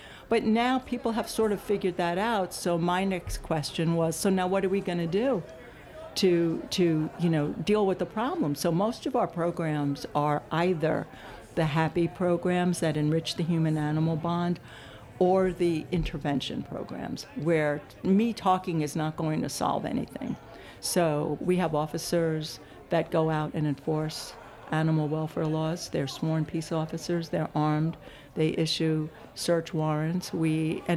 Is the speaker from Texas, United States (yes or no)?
no; New York City, New York, United States; also born or lived in Yonkers, New York; now in Los Angeles, United States; I was born in the Bronx, but then, you know, pretty much went to school in Manhattan and college in Manhattan